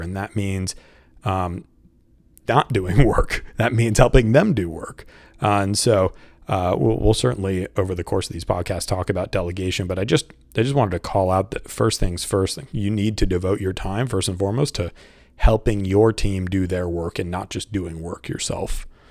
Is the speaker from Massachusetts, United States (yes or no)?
yes; Boston, Massachusetts, United States; moved away as an adult; also born or lived in Saint Louis / Washington, D.C. / Brazil / Mexico; I'm from the Boston area